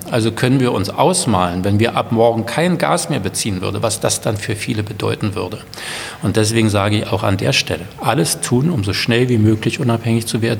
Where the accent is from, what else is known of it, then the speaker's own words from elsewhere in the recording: Berlin, Germany; Also Nein ich bin ja Berliner und, und äh, fiebere nach wie vor mit meiner Stadt mit.